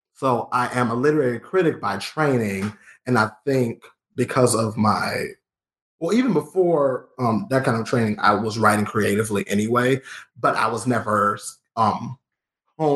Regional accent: Columbus, Georgia, United States; moved away as an adult; now in Lawrence, United States; I'm from Georgia. I'm born and raised in Columbus, Georgia

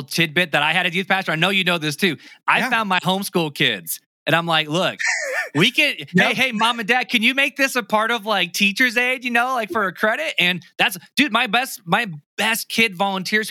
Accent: Chicago, Illinois, United States; I'm from Chi-Town

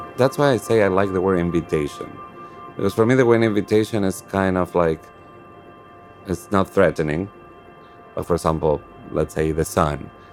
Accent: Argentina; moved away; I'm from Argentina

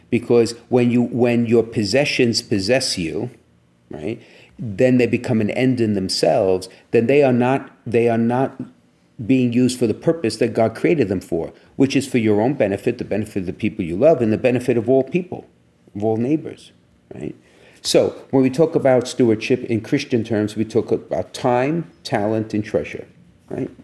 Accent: New York City, New York, United States; I'm from Brooklyn

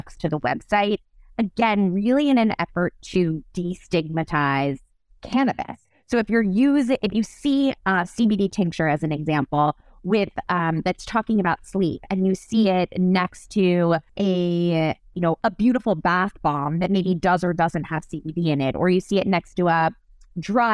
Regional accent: New York, United States; I'm a New Yorker. I've raised my family here.

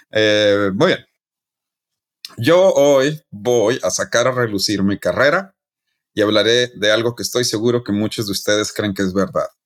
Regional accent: Chihuahua, Mexico; yo eh, soy de Chihuahua, no

